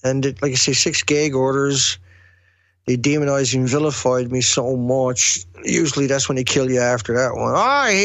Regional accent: Newfoundland and Labrador, Canada; accent: heavy accent; moved away as an adult; also born or lived in West Coast of Canada; I was originally from Newfoundland

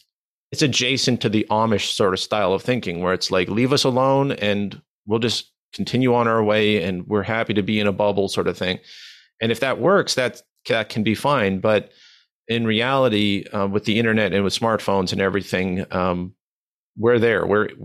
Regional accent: Manitoba, Canada

